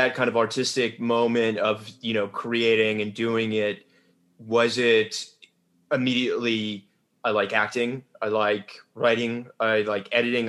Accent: Richmond, Virginia, United States; I grew up in Richmond, Virginia, which is, I don't know if that's quite Yorkshire, but it's not, you know, New York

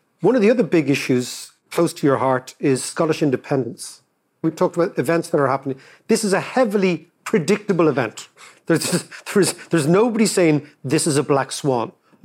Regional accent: Ireland; as an Irish person in the 80s

